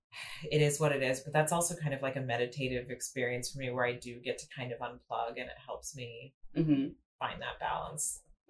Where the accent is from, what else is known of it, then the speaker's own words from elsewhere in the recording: Seattle, Washington, United States; also born or lived in Boise; I was born in Boise, Idaho. We moved to Seattle when I was about 4 years old, around 3 or 4 years old, and grew up in the Pacific Northwest